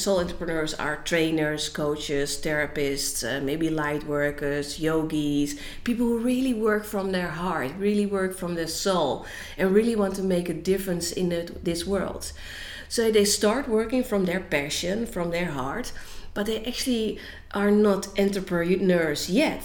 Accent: Netherlands; I am from Holland, and um, in Holland, I work as a business coach

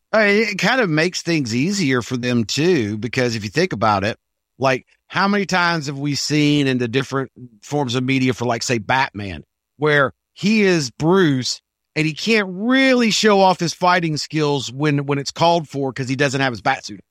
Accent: England, United Kingdom; an English guy

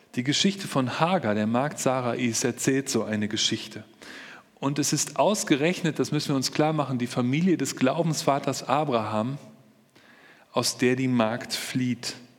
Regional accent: Germany; bei uns in Deutschland

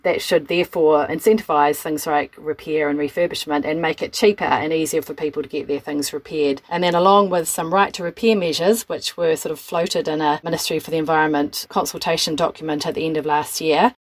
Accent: New Zealand; growing up in Aotearoa in the 1970s and 1980s

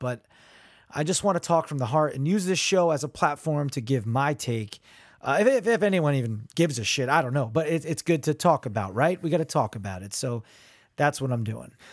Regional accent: Neptune, New Jersey, United States; I grew up in Neptune, New Jersey

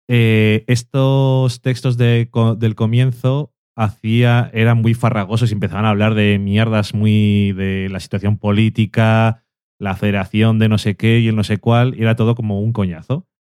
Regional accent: Burgos, Castile and León, Spain; Es que yo soy de aquí de Burgos.

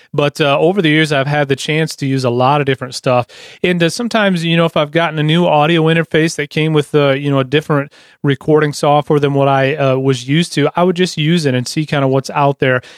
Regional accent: Lansing, Michigan, United States; I'm from Lansing

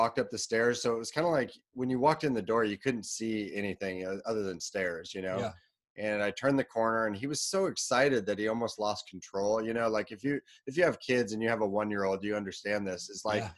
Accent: Portland, Oregon, United States; I grew up in the Portland, Oregon area

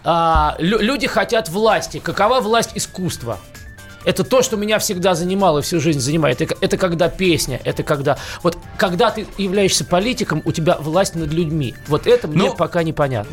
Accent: Moscow, Russia; also born or lived in New York; Я москвич, я родился и вырос в Москве

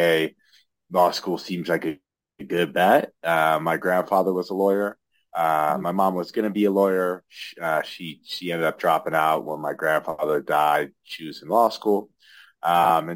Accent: Lincoln, Nebraska, United States; moved away as an adult; now in Denver, United States; I'm originally from Lincoln, Nebraska

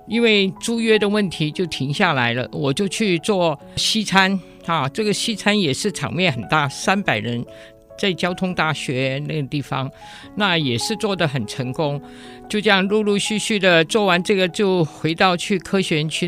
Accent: Hong Kong; now in Taiwan; 我们香港人吃东西，最怕寒掉

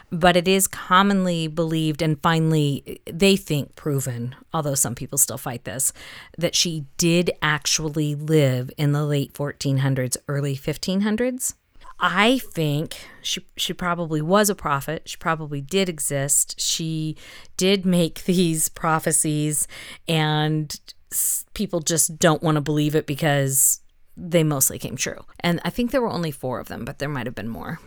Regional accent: the South, United States; That is something I grew up with in the South

